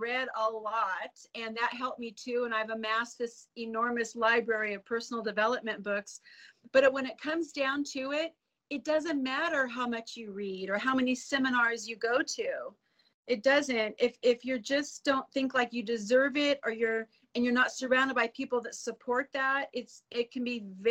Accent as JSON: {"language": "English", "region": "California", "country": "United States", "tie": "born or raised there", "moved": "yes", "lives_now": "Idaho, United States", "said": "I was born and raised in California, came up to Idaho"}